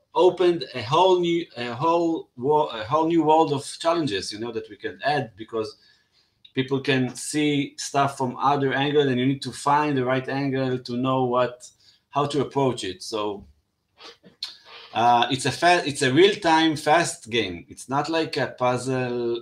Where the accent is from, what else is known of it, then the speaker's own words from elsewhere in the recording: Israel; i come from Israel